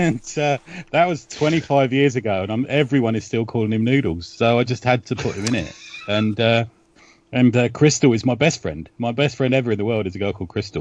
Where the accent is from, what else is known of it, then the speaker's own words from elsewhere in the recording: London, United Kingdom; I grew up in West London near Ealing Studios